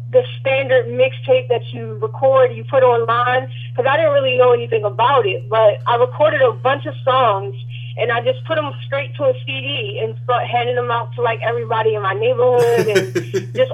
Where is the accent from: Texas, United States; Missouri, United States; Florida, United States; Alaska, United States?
Florida, United States; Jacksonville; also born or lived in Baltimore, Maryland; now in Raleigh, United States; Yes, I was born in Baltimore. I was raised in Jacksonville, Florida.